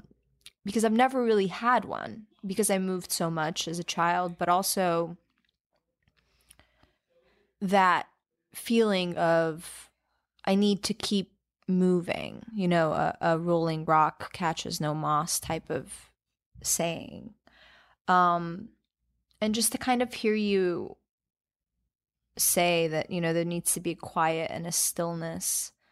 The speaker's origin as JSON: {"language": "English", "country": "Albania", "tie": "born or raised there", "moved": "yes", "said": "I was born in Albania, and I lived really close to the beach while I was there."}